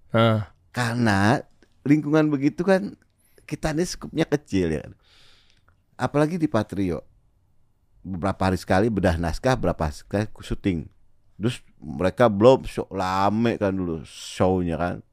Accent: Jakarta, Indonesia; gue orang Betawi gitu.

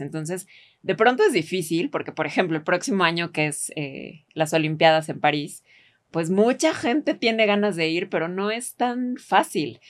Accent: Mexico

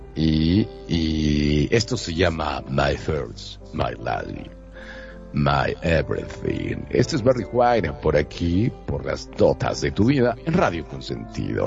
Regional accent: Monterrey, Nuevo León, Mexico; now in Mexico City, Mexico; soy de Monterrey, Nuevo León, pero transmito desde la Ciudad de México

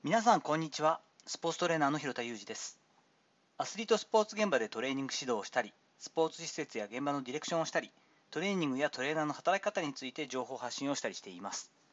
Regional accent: Kochi, Japan; 私の地元高知

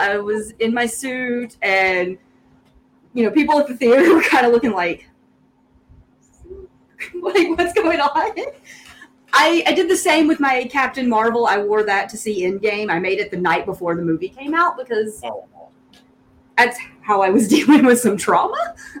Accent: the South, United States; accent: Southern; My Southern accent comes through too much

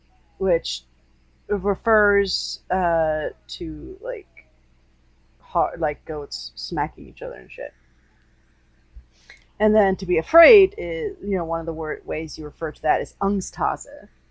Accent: Germany; first language German; English is a second language; No! I'm practicing my native language, damn it.

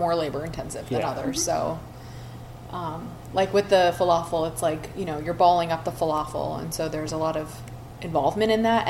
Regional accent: Philadelphia, Pennsylvania, United States; moved away; I'm from Philadelphia.

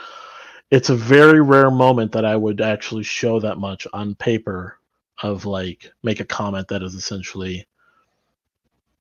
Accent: Taiwan; moved away; I grew up in Taiwan since the late 90s

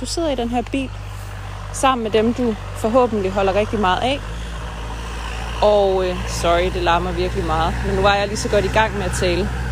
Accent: North Jutland, North Denmark Region, Denmark; Vi er begge to nordjyder

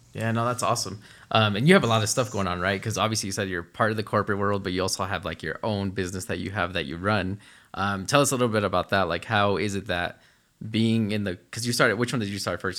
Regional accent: New Jersey, United States; now in Utah, United States; we grew up in the East Coast in New Jersey, moved here

